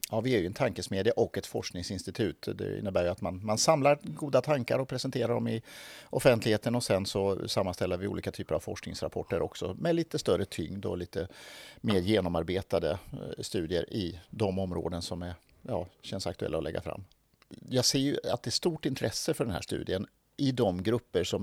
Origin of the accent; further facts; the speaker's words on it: Skåne, Sweden; så jag är uppväxt i Skåne, men, men, känner mig inte riktigt skånsk utan snarare norrländsk och så hamnade jag någonstans eh, eh halv mitt emellan i Småland.